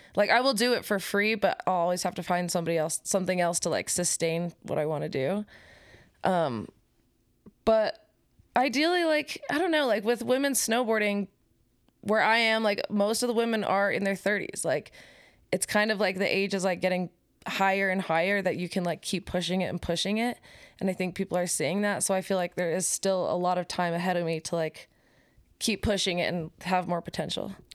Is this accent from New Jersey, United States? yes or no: no; Park City, Utah, United States; moved away as an adult; now in Salt Lake City, United States; I live in Salt Lake City, Utah, but I'm from Park City.